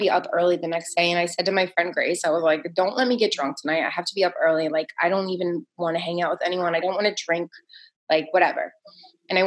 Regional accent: New Jersey, United States; also born or lived in New York City, New York; I'm from Jersey and New York City

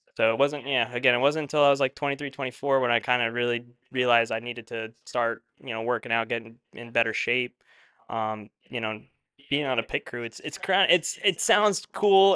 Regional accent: eastern Long Island, New York, United States; moved away as an adult; now in Westchester, United States; up on Long Island where we're from, there's really not much to do on the east side uh, of Long Island

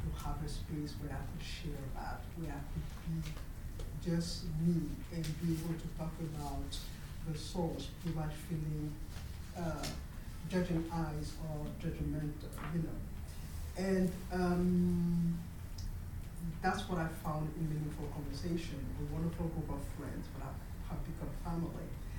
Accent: Harlem, New York, United States; I'm from Harlem.

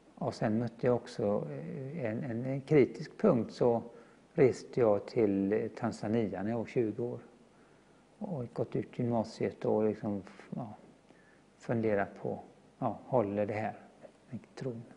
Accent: Gothenburg, Västra Götaland, Sweden; är född och uppvuxen i Göteborg

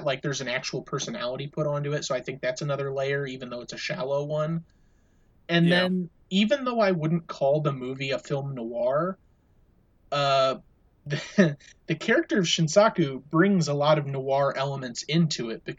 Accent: United States

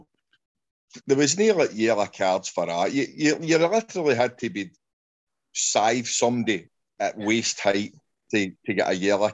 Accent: Glasgow, Scotland, United Kingdom; I grew up in Glasgow

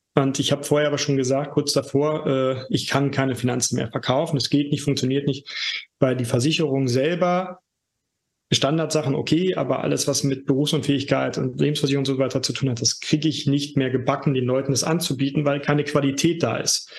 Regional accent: Germany; now in Berlin, Germany; ich komme aus der DDR sogar gebürtig

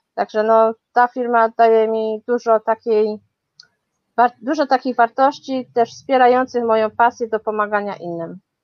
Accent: Chorzów, Silesian Voivodeship, Poland; moved away as an adult; also born or lived in Katowice; now in London, United Kingdom; Urodziłam się w Chorzowie, potem mieszkałam w Katowicach, no a potem jakoś tak los zrobił, że znalazłam się w Londynie już 15 lat

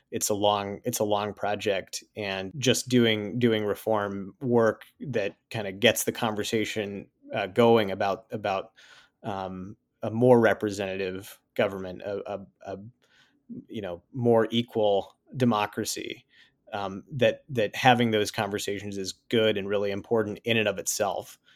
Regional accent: Sioux Falls, South Dakota, United States; moved away as an adult; also born or lived in Virginia; I grew up in, uh, Sioux Falls, South Dakota, uh, spent the first eighteen years of my life there

